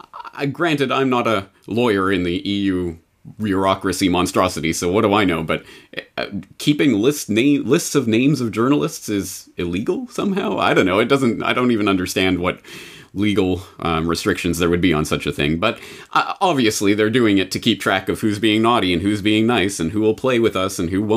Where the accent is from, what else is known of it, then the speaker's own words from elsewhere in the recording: Canada; It's technically pronounced Bayer, but I'm Canadian, so I'll say Bayer.